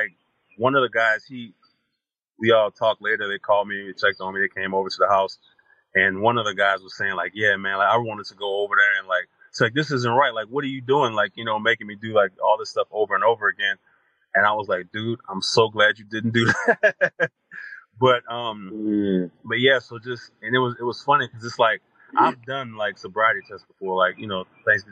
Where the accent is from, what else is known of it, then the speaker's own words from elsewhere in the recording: South Louisiana, United States; moved away as an adult; also born or lived in Texas / Oklahoma; growing up in South Louisiana